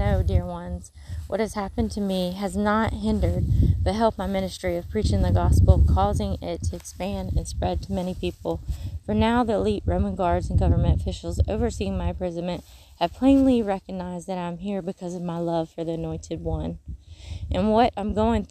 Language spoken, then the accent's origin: English; Mississippi, United States; accent: Mississippi; moved away; When I come back to Mississippi, I don't even get to Mississippi. I'm like in Alabama, and I'm already saying y'all a little more with the Mississippi sound.